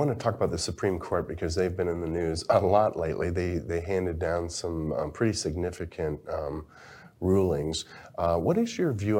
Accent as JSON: {"language": "English", "town": "Detroit", "region": "Michigan", "country": "United States", "tie": "born or raised there", "said": "I grew up in Detroit, big auto town. Almost everybody I knew was part of a union."}